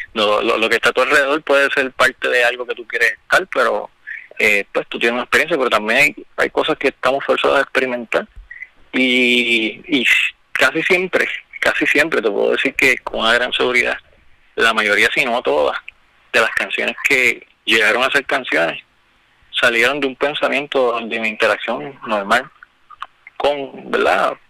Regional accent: Quebradillas, Puerto Rico; moved away as an adult; now in Camuy, Puerto Rico; Yo nací en Quebradilla, hace dos años vivo en Camo

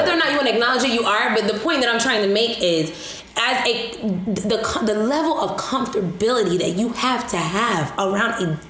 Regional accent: New York, United States; as you had pointed, we are from New York.

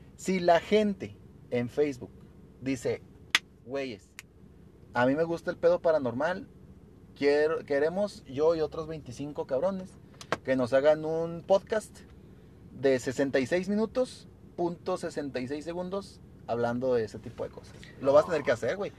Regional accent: El Paso, Texas, United States; yo soy del paso, no, yo soy más mexicano que nada

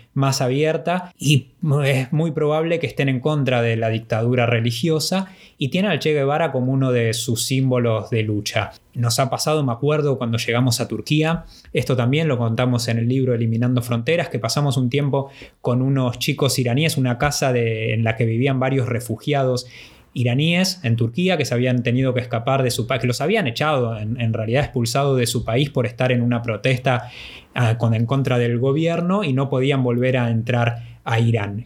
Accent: Argentina; ser del país del Papa Francisco

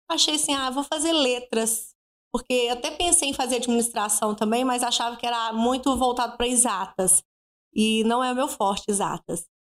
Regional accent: Belo Horizonte, Minas Gerais, Brazil; moved away as an adult; now in Viçosa, Brazil; sou de Belo Horizonte, né? nascida e criada lá. É, vim para Viçosa diferente de muitos que vêm para Viçosa para estudar. Eu vim porque eu casei. E já vai fazer 14 anos.

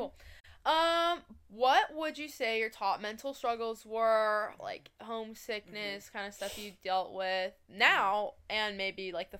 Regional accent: Colorado, United States; moved away as an adult; now in California, United States; I'm from Colorado. So we are both living in California, out of state.

